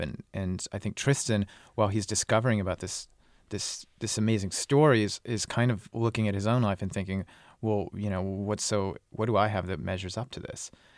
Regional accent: United States; I'm American

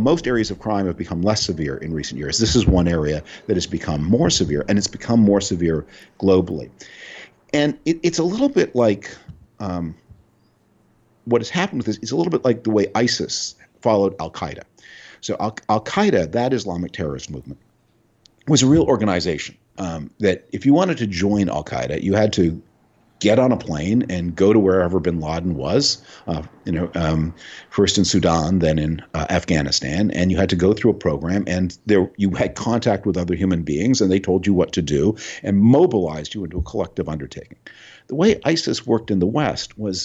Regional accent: Canada; moved away; I grew up, I was born in Canada, I retain a lot of connections there, I have a house there

